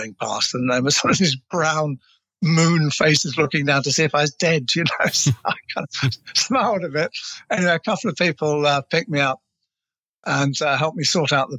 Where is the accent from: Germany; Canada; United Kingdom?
United Kingdom; England; I'm English